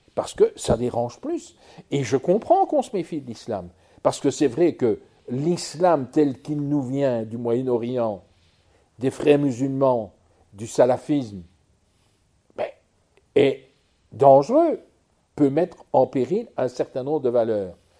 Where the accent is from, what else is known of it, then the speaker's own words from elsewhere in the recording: Charleroi, Wallonia, Belgium; je viens du pays de Charleroi où j'étais gosse